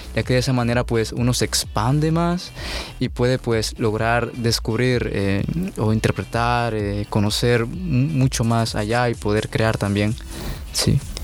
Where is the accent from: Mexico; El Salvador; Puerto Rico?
El Salvador; also born or lived in Ecuador; yo nací en Ecuador. Sí, mis padres son salvadoreños. Y cuando yo tenía unos ocho, nueve años, sí, este, nos vimos, pues, eh, viajamos, sí, aquí a El Salvador.